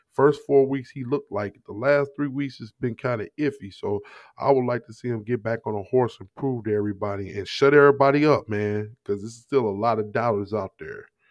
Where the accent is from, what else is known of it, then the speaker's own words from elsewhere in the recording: Jennings, Missouri, United States; also born or lived in Ferguson, Missouri; I grew up in Jennings, Missouri